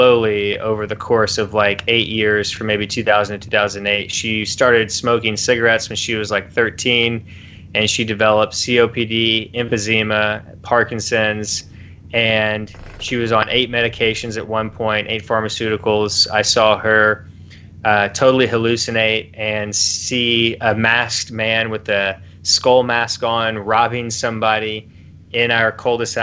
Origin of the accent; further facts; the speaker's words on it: Louisville, Kentucky, United States; I grew up in Louisville, Kentucky